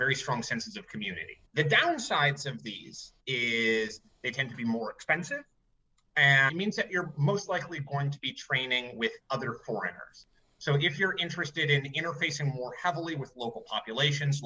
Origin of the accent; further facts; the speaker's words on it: United States; moved away; I'm the American